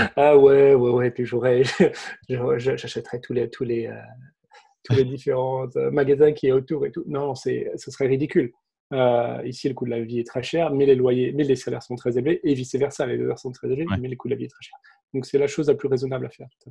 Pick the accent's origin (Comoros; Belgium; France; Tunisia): France; Saint-Brieuc, Brittany; moved away as an adult; also born or lived in Cupertino, California; now in Silicon Valley, United States; je suis breton d'origine. Je grandis à Saint-Brieuc, Côte-du-Nord à l'époque